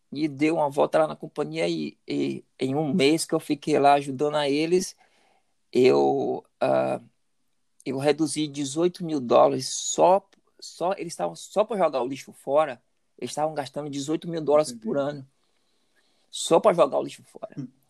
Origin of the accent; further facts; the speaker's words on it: Salvador, Bahia, Brazil; moved away as an adult; now in United States; eu nasci, cresci em Salvador e sou, sou garoto de Salvador.